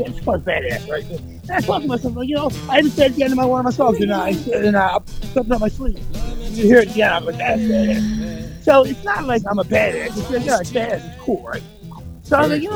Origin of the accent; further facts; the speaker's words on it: Philadelphia, Pennsylvania, United States; I'm from Philly